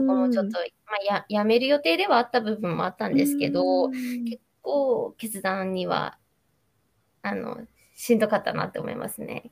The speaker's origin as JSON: {"language": "Japanese", "town": "Nagoya", "region": "Aichi", "country": "Japan", "accent": "Nagoya dialect", "said": "名古屋弁がちょこちょこ出るかもしれな"}